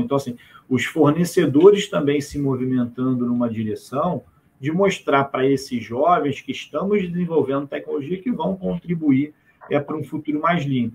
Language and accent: Portuguese; Brazil; a gente, como brasileiro